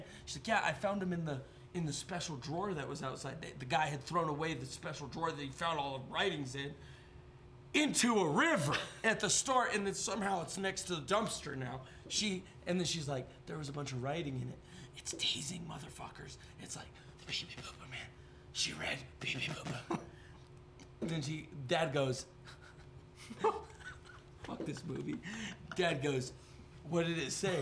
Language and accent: English; United States; I'm an American